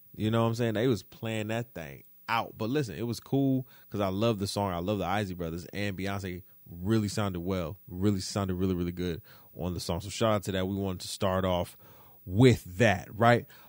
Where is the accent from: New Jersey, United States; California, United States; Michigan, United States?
Michigan, United States; Detroit; moved away; I'm from Detroit